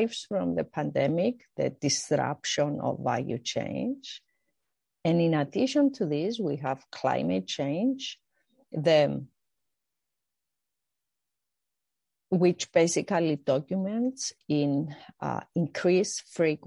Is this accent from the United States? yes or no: no; Cyprus; I grew up in Cyprus